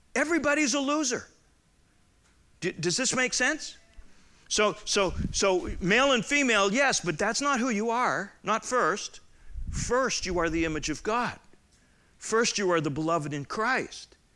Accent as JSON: {"language": "English", "region": "Southern Alberta", "country": "Canada", "tie": "born or raised there", "moved": "yes", "said": "I grew up in Southern Alberta, which was like Middle European."}